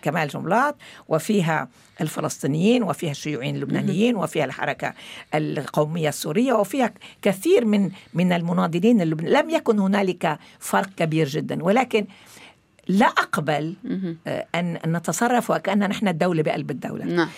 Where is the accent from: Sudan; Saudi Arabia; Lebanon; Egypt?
Lebanon; moved away as an adult; also born or lived in Morocco; وأنا ولدت في لبنان وقضيت 24 سنة في لبنان أعتبر حالي أولا عربية ثم فلسطينية